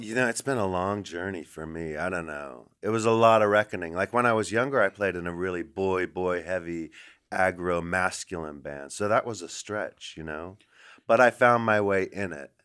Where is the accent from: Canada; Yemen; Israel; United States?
United States; Los Angeles, California; also born or lived in Silver Lake, Los Angeles; now in New York, United States; I live in New York, but I grew up here in Los Angeles